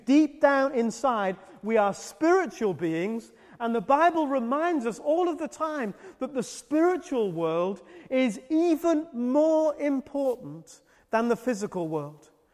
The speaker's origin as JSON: {"language": "English", "country": "United Kingdom", "said": "I'm British"}